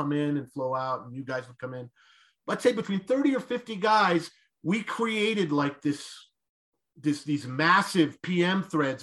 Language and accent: English; Roswell, New Mexico, United States; moved away; so I grew up in Roswell